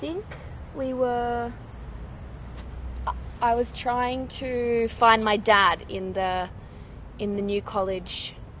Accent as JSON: {"language": "English", "town": "Bathurst", "region": "New South Wales", "country": "Australia", "tie": "born or raised there", "also_born_or_lived": "Coffs Harbour / Sydney", "said": "I was born in Coffs Harbour on the north coast, and then spent a bit of time in Sydney before moving out to Bathurst."}